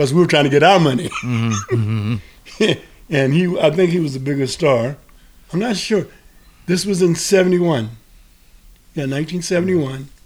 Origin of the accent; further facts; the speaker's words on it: Cincinnati, Ohio, United States; I'm from Cincinnati, Ohio.